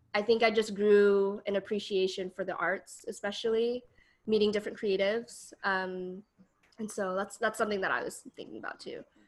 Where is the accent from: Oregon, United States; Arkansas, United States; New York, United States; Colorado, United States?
Colorado, United States; Denver; moved away as an adult; now in San Francisco Bay Area, United States; I'm originally from Denver, Colorado, and I moved to the Bay as a transfer student.